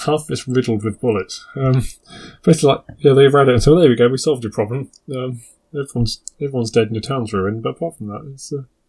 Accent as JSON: {"language": "English", "country": "United Kingdom", "said": "Maybe it's because I'm British."}